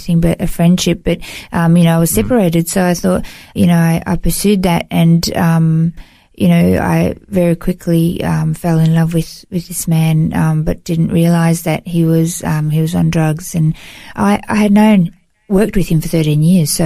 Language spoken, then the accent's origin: English; Melbourne, Victoria, Australia; moved away as an adult; now in Gold Coast, Australia; I grew up in Melbourne, in Victoria, and moved to the Gold Coast. It's been 18 years now.